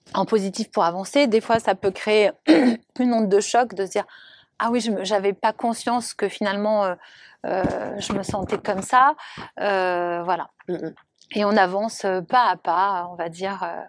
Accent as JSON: {"language": "French", "country": "Monaco", "tie": "born or raised there", "said": "je suis originaire de Monaco"}